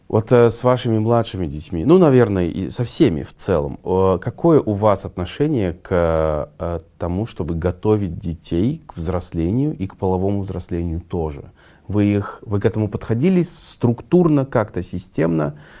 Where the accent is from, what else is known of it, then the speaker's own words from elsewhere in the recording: Kazakhstan; мы казахи, где наш казахский условно менталитет